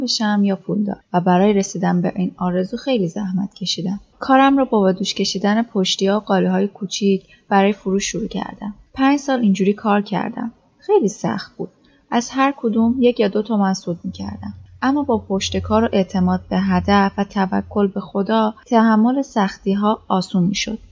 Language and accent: Persian; Esfanjan, East Azerbaijan, Iran; زاده ده آذر 1336 در ده اسفنجان شهرستان اسکو متولد شدم